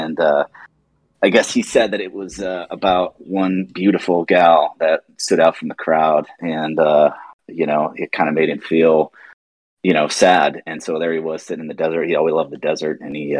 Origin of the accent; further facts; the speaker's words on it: Arizona, United States; We grew up in Arizona.